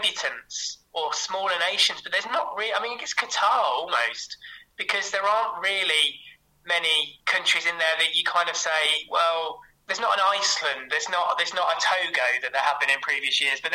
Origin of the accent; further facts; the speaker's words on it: England, United Kingdom; as an Englishman